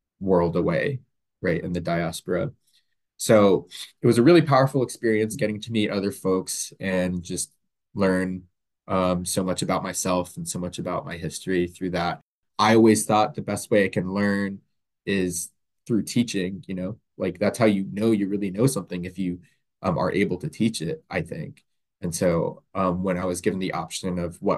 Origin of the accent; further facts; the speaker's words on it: Central Florida, United States; moved away as an adult; now in Washington, United States; I grew up in Florida, Central Florida, in a suburb